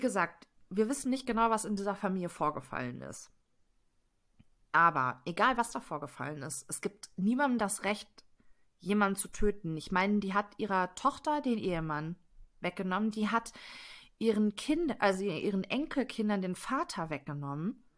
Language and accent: German; Detmold, North Rhine-Westphalia, Germany; In Detmold, das ist mein Heimatfall. Ich habe ganz ah. lange Zeit in Detmold gewohnt